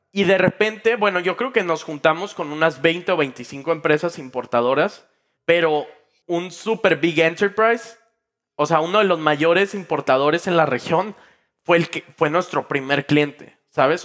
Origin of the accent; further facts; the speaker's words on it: Mexico; yo estaba en México, en mi país pues, natal, en mi ciudad natal